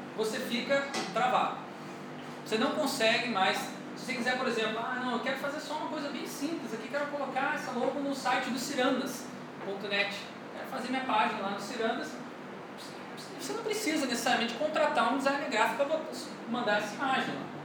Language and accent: Portuguese; Rio de Janeiro, Brazil; eu sou carioca